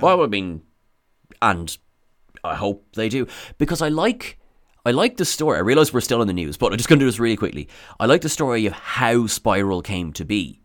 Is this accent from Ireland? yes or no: yes; Ireland; I am said Irishman